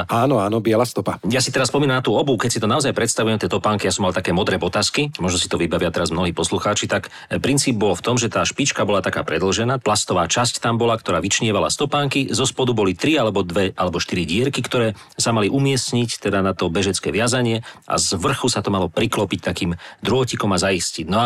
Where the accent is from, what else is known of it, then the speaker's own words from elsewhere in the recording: Zvolen, Banská Bystrica Region, Slovakia; ale keď ste spomenuli ten zvolenský štádion, tiež som vyrastal vo Zvolenia.